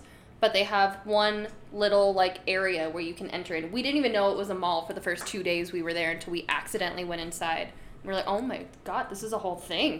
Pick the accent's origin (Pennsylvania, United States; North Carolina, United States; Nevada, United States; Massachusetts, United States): Nevada, United States; North Las Vegas; I'm from North like Las it. Vegas.